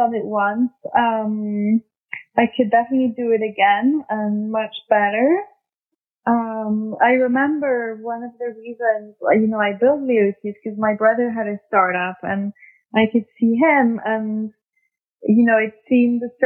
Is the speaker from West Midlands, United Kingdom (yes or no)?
no; London, United Kingdom; also born or lived in France / New York; I'm obviously French, but I grew up mostly in London.